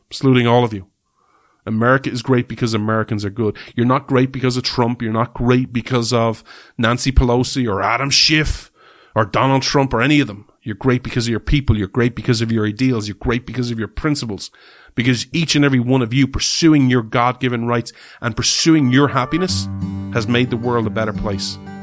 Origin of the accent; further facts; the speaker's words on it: Ireland; We're Irish people